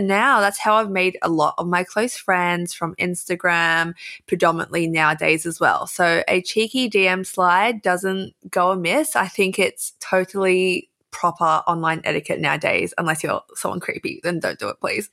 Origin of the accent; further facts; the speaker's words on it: Australia; accent: Aussie; I can feel myself emphasizing my Aussie accent or being Australian